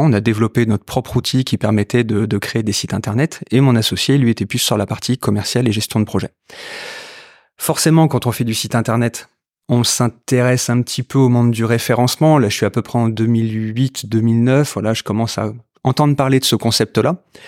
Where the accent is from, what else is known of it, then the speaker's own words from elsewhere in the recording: Rouen, Normandy, France; also born or lived in Lyon / Marseille / Grenoble; je suis un pur produit rouennais. Hein. Je suis né à Rouen, j'ai euh, fait toutes mes études à Rouen